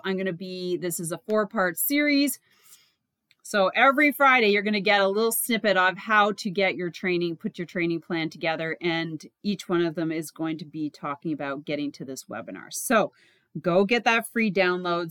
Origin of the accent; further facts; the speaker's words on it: Canada; I'm a Canadian